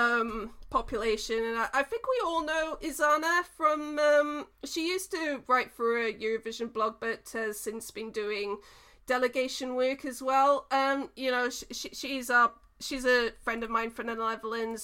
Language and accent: English; New Zealand; I was born in New Zealand, half of my dad's side of the family is from New Zealand